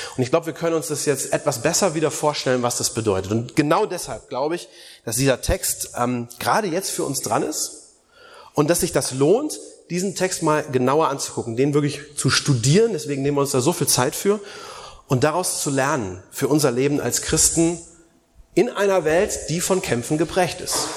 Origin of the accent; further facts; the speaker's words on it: Germany; bei uns in Deutschland